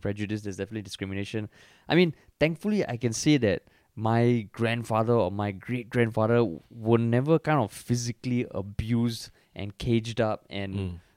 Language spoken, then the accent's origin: English; Singapore; as a Singaporean